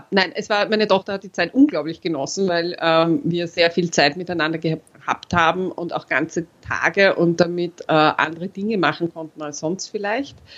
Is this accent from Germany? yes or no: no; Austria; born there; habe als äh, geborener Österreicher den Unterschied zwischen Aktien und Anleihen nicht gekannt